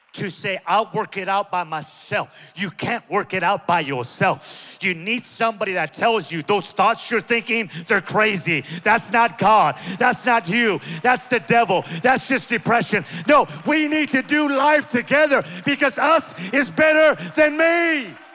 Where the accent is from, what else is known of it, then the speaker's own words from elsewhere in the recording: Pico Rivera, California, United States; I'm from Pico Rivera